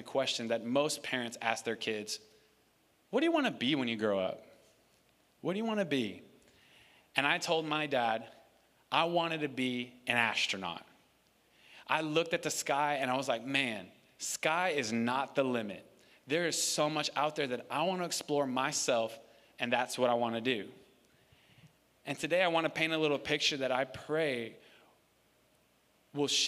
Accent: New York City, New York, United States; moved away; my dad and I come from New York City, and my dad and I, my dad and my mom and my brother, all lived in New York City in the Bronx

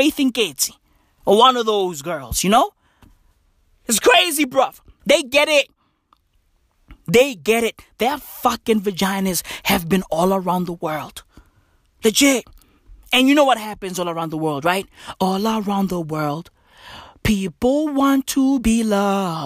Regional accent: South Africa; I'm South African.

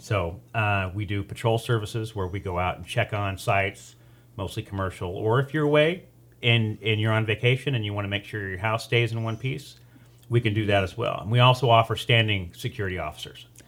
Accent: Taft, California, United States; now in Bakersfield, United States; born and raised in Taft. uh, moved to Bakersfield in ninety-one

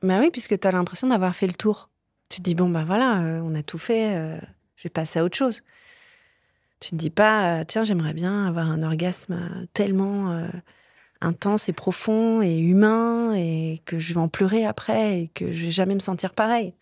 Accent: south of France, France; Je viens du sud de la France, j'ai grandi en banlieue.

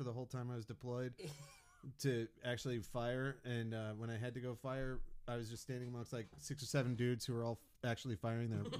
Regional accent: Chicago, Illinois, United States; moved away as an adult; also born or lived in New Orleans; now in Houston, United States; I'm from Chicago. I loved it there, but it was cold

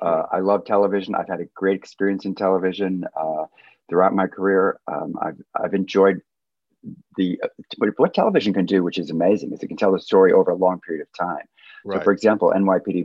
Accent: Tacoma, Washington, United States; moved away as an adult; also born or lived in New York; now in Los Angeles, United States; I grew up in Tacoma, Washington, and I was like, got to New York as fast as I could

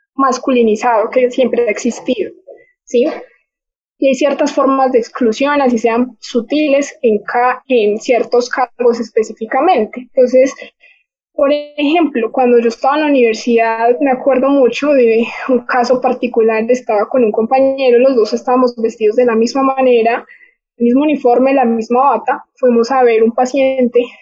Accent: Manizales, Caldas, Colombia; moved away as an adult; now in Bogotá, Colombia; soy de Manizales, y vivo en Bogotá hace ya dos años

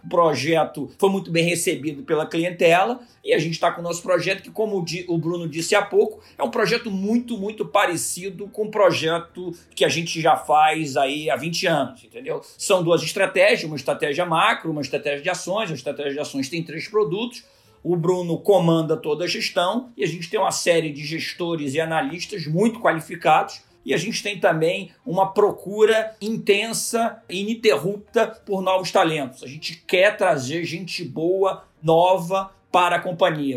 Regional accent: Rio de Janeiro, Brazil; eu nasci aqui no Rio de Janeiro, me formei na PUC no Rio

